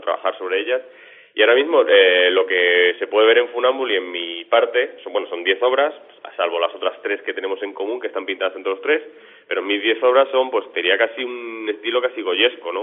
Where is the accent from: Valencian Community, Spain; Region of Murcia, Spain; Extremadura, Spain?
Extremadura, Spain; moved away; un documental sobre seis artistas extremeños, en el cual yo también estoy